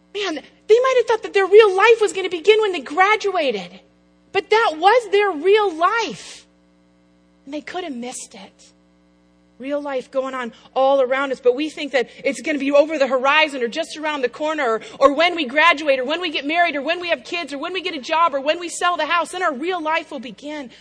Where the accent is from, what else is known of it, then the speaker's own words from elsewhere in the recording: Apple Valley, Minnesota, United States; now in Chicago, United States; I'm from the Midwest. I grew up in Apple Valley, Minnesota